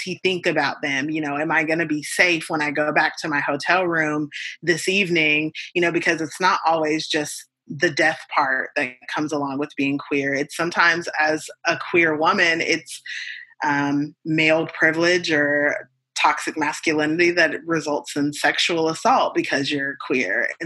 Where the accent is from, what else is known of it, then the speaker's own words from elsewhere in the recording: United States; as an American